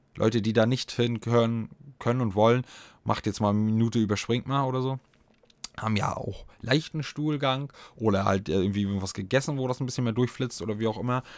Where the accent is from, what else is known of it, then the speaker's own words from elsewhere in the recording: eastern Germany, Germany; hier bei uns im Osten